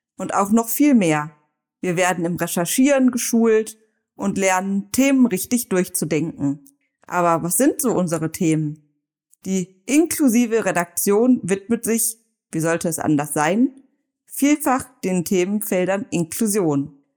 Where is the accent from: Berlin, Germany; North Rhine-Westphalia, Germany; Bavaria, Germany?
North Rhine-Westphalia, Germany; Neuss; in einer inklusiven Radioredaktion in Neuss, da wo ich herkomme